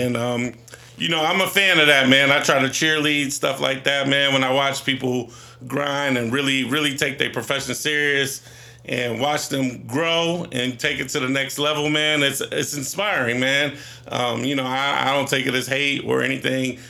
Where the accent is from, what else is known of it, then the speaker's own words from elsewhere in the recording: Newark, Ohio, United States; I grew up in Newark, Ohio.